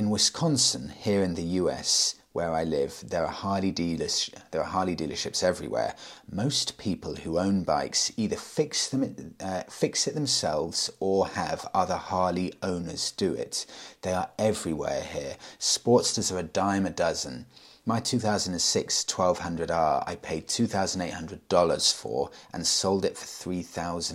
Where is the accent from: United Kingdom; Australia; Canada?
United Kingdom; I'm British